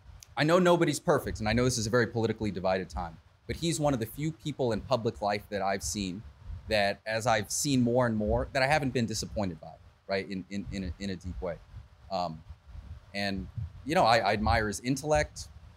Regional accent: the Bay Area, California, United States; Born and raised in the Bay

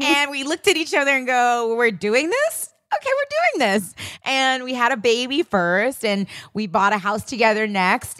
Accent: New York City, New York, United States; as a kid growing up in Queens, Hollis, Queens

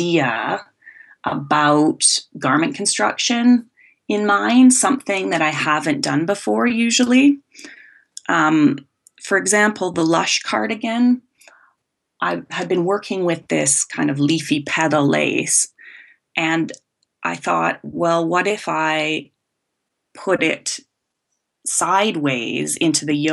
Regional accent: Vancouver Island, west coast of Canada, British Columbia, Canada; I came from the west coast of Canada. I was born on Vancouver Island, and I think I was always crafty growing up

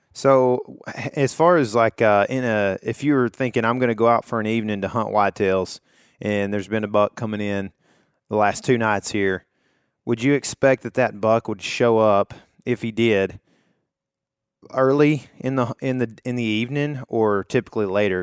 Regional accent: Texas, United States; I'm from Texas

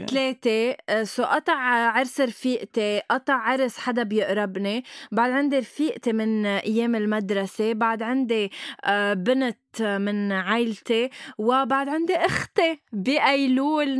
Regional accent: Lebanon; نحن عنا شي بلبنان

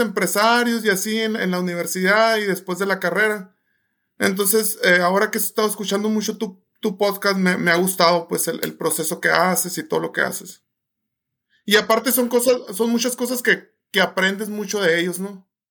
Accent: Sonora, Mexico; yo soy de Sonora

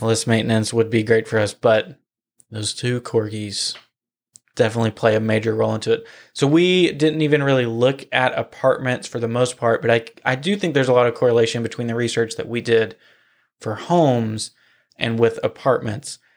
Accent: Nashville, Tennessee, United States; moved away as an adult; now in Florida, United States; I grew up in Nashville. I was born in Nashville

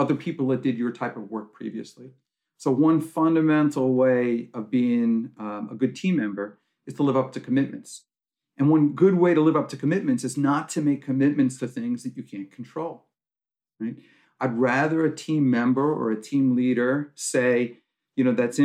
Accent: New York, United States; I'm from New York

